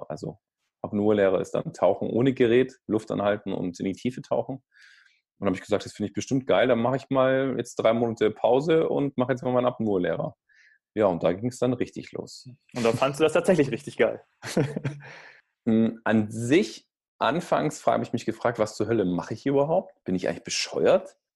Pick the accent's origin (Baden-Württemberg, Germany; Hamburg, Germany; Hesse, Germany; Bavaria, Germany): Baden-Württemberg, Germany; Vor allem ich als Schwabe, ja, das wäre ja doof.